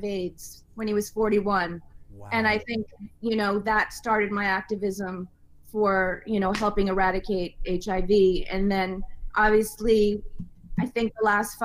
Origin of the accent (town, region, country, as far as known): Rhode Island, United States; born or raised there